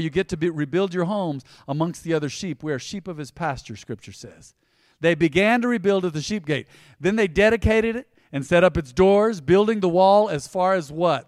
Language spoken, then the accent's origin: English; United States; We were raised on the South Side. There's a kinship of those that were raised on the South Side here